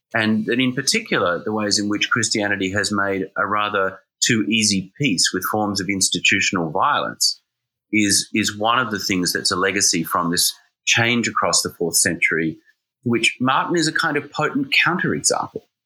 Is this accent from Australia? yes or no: yes; Australia; now in New Haven, United States; I'm an Australian